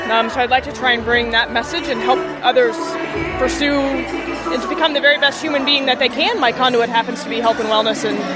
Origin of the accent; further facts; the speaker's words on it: Baltimore, Maryland, United States; Baltimore, Maryland.